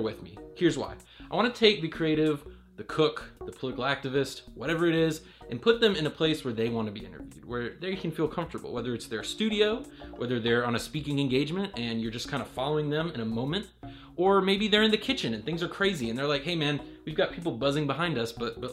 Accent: Raleigh, North Carolina, United States; I'm from Raleigh, North Carolina

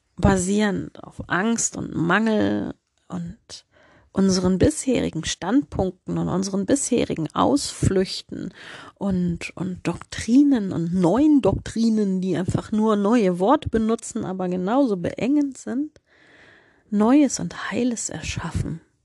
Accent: Germany; als Deutsche

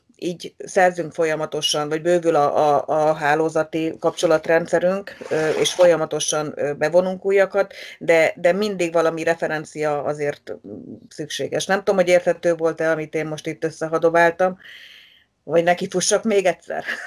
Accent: Magyaralmás, Fejér, Hungary; ott születtem, ott nőttem fel

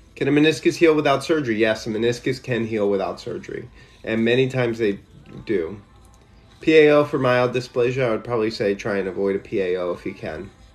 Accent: Louisiana, United States; moved away; also born or lived in Shreveport / New Orleans; I grew up in Louisiana

